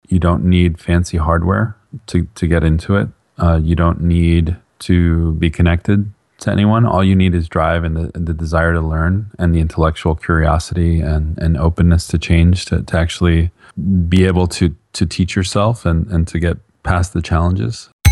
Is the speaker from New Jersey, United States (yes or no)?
yes; Bergen County, northern New Jersey, United States; now in Atlanta, United States; I grew up in northern New Jersey, just outside of Manhattan in Bergen County